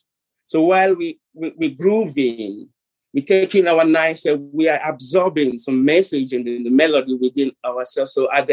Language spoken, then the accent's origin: English; Ghana; I'm from Ghana